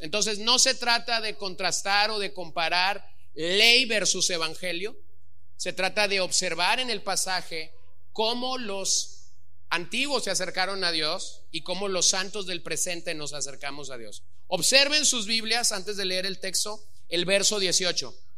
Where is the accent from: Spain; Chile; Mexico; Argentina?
Mexico; Los Mochis, Sinaloa; born or raised there